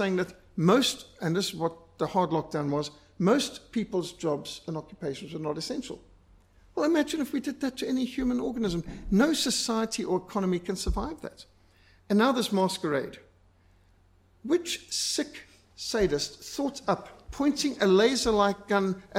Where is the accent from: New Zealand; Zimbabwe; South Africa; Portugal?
Zimbabwe; I was brought up in Rhodesia